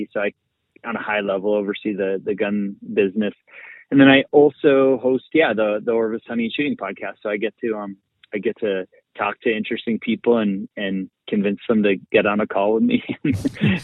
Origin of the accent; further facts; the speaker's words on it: outside of Boston, Massachusetts, United States; I grew up outside of Boston, kind of suburban area